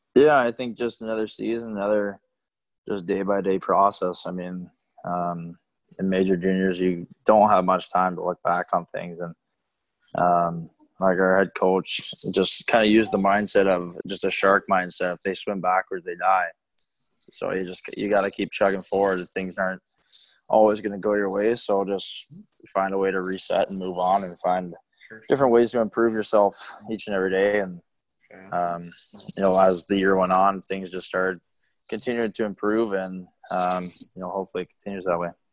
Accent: Bay Area, California, United States; growing up in the Bay Area

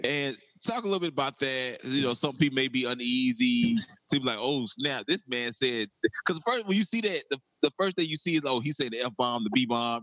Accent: South Carolina, United States; I'm from South Carolina

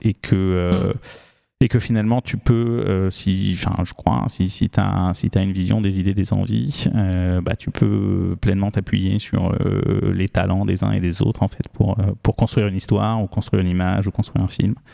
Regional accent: France; also born or lived in New Caledonia; j'ai grandi pour partie sur un voilier, donc sur un bateau, et puis pour le reste dans les Pyrénées

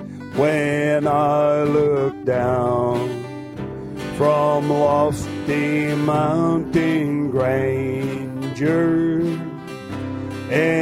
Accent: Dillingham, Alaska, United States; moved away; I'm originally from Dillingham

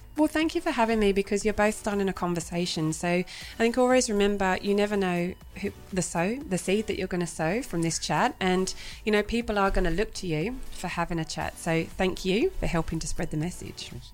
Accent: England, United Kingdom; moved away as an adult; now in Australia; So I'm originally from England. I've been in Australia now for 15 years

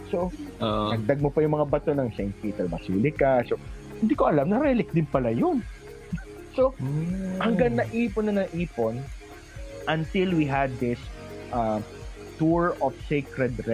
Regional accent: Philippines; nung nalaman po nila Filipino ako

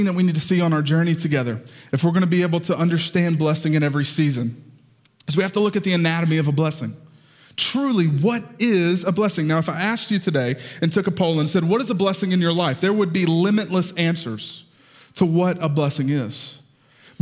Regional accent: the South, United States; accent: southern; my southern accent

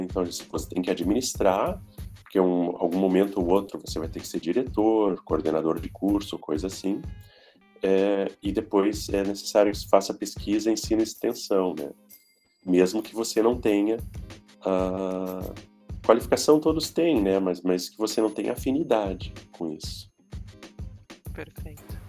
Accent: Brazil; moved away; Eu sou brasileiro.

